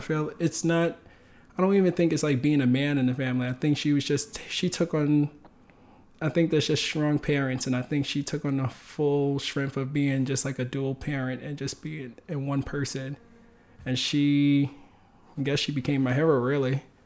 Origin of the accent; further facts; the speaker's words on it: New York City, New York, United States; also born or lived in Bronx; I grew up in Harlem